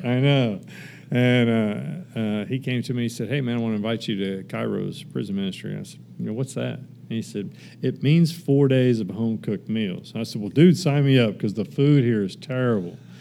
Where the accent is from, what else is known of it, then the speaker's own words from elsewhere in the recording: Kansas, United States; moved away; also born or lived in Texas; I actually moved back uh, to my home state of Kansas for a little bit